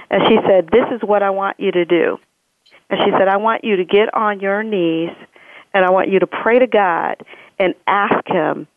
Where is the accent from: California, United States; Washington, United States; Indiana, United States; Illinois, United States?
Illinois, United States; Joliet; I was born and raised in Joliet, Illinois, right outside of Chicago